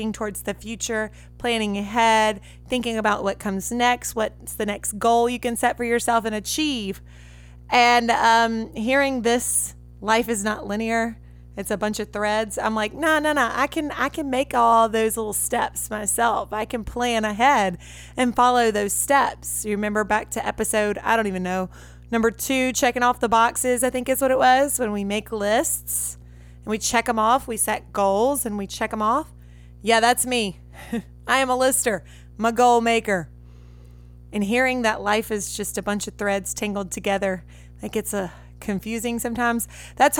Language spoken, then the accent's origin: English; Red Lick, Mississippi, United States; I had an awesome childhood, awesome parents, awesome siblings where I grew up back in Red Lick, Mississippi